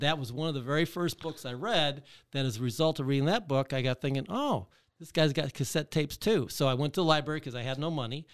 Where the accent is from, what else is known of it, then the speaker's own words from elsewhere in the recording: Michigan, United States; I grew up in Michigan